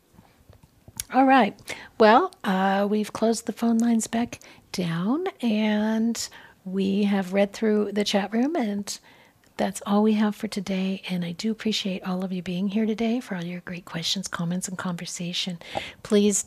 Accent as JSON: {"language": "English", "region": "Southwest", "country": "United States", "tie": "born or raised there", "said": "I grew up in the Southwest"}